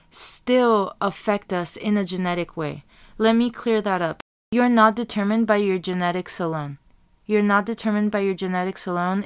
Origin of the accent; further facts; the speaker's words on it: Tijuana, Baja California, Mexico; now in Chula Vista, United States; I was raised in T J, in Tijuana, Mexico, Baja California. And then I came to Chula Vista, and then I was raised here too